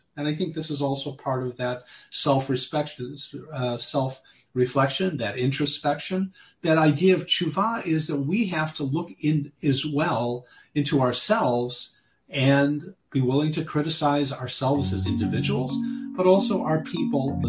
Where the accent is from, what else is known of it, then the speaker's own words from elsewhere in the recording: United States; as American Jews, for at least when I was growing up